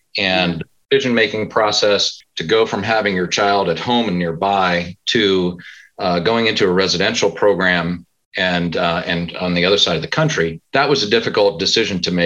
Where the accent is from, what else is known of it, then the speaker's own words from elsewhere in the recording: Pennsylvania, United States; moved away as an adult; also born or lived in California; I'm from Pennsylvania originally, not too far away